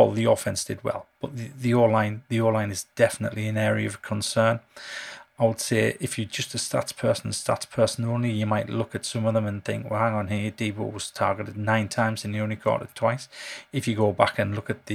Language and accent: English; North East England, United Kingdom; I'm from the Northeast